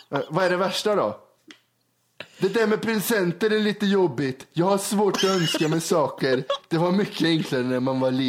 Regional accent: Karlstad, Värmland, Sweden; born there; mamma sa att jag är född i Karlstad.

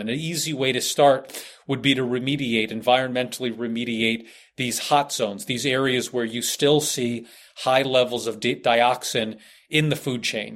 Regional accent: United States; being an American

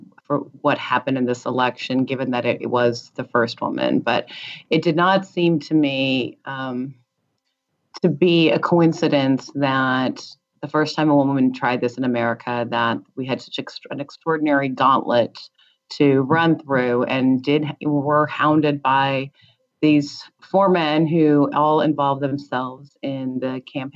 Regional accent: United States; being the American president is the great achievement that can happen in my country

